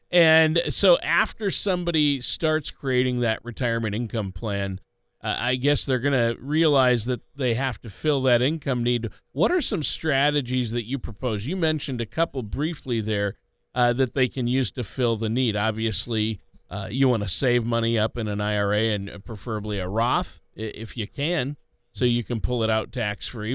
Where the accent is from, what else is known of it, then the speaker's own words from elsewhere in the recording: Minneapolis, Minnesota, United States; I'm from the Minneapolis, we like to call Minneapolis the Minneapolis